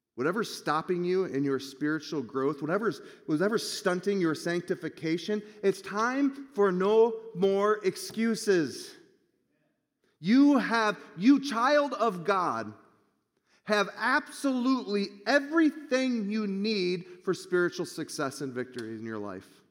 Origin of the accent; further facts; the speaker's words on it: Michigan, United States; moved away; I'm from Michigan